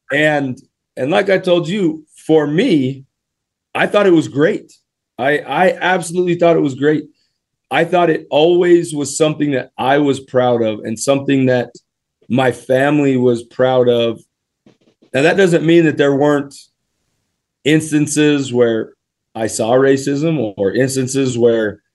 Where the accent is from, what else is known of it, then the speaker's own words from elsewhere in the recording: Springville, Utah, United States; I grew up in Utah. I went to Springville High School, spent a little time at Lone Peak High School, went to Brookside Elementary in Springville, Utah